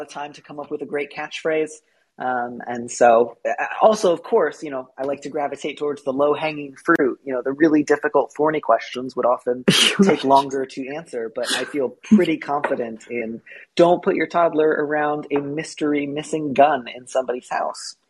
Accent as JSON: {"language": "English", "region": "California", "country": "United States", "tie": "born or raised there", "also_born_or_lived": "Midwest", "said": "I grew up partly in California, partly in the Midwest."}